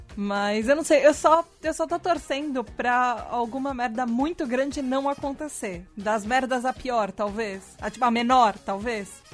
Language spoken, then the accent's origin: Portuguese; Brazil; eu sou brasileira